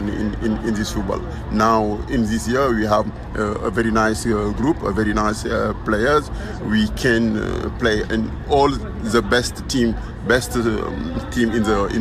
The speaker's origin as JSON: {"language": "English", "country": "Senegal", "said": "We are 75 journalists, Senegalese. We came from Senegal for cover this African Cup"}